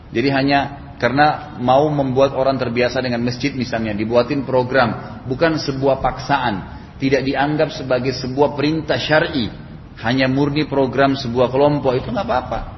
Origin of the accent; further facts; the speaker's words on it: Makassar, South Sulawesi, Indonesia; Saya katakan saya juga dari Makassar dan dipanggil ceramah gitu.